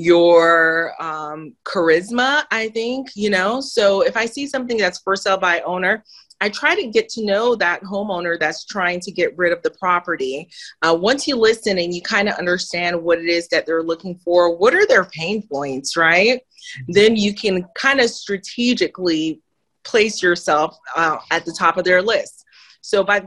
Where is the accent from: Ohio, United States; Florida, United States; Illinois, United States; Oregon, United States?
Florida, United States; Miami; also born or lived in Haiti; now in Georgia, United States; born in Haiti. Okay, poorest country in the Western Hemisphere, was raised in Miami